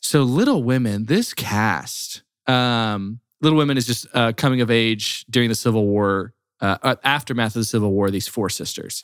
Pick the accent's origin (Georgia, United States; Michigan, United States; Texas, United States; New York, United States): Texas, United States; I was born in Texas